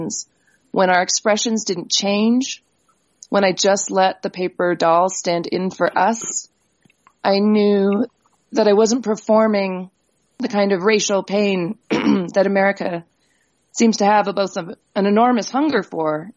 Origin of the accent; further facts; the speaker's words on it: New Mexico, United States; They went almost immediately to New Mexico, where we are told by the other two Indian families that were in the state that we were the third Indian family to move into the state